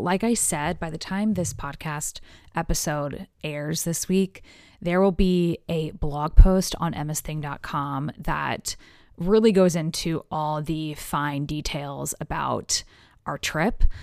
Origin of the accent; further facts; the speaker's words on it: United States; as an American